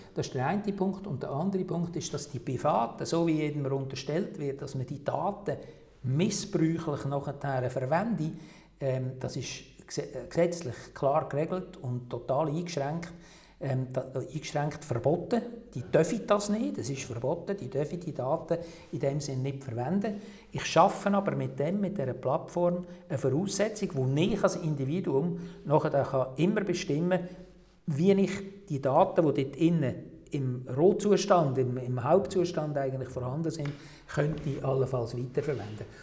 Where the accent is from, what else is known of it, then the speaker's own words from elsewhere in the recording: Switzerland; bei uns in der Schweiz